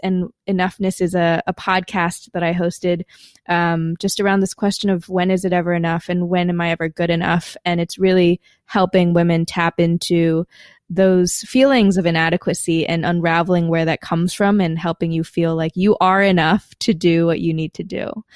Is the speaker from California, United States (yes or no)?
no; Madison, Wisconsin, United States; moved away as an adult; I was born in Madison, Wisconsin, as one of the few Asians in the entire city